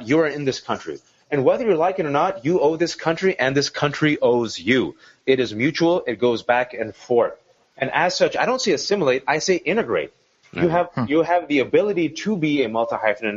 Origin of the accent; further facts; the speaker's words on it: Virginia, United States; I'm from Virginia